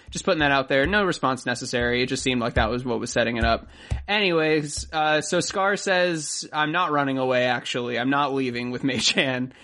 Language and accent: English; Florida, United States; I'm from Florida